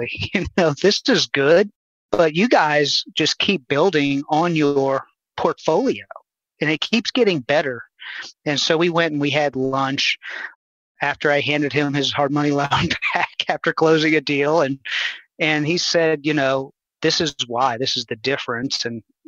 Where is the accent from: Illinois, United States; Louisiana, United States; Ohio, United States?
Louisiana, United States; New Orleans; moved away as an adult; also born or lived in Houston, Texas; I'm born and raised in New Orleans